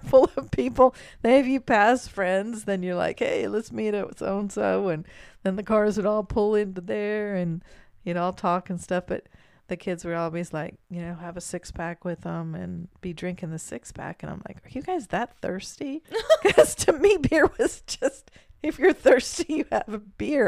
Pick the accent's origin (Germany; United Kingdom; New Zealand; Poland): Germany; moved away; growing up in Germany, during those times, my grandmother always had a beer like this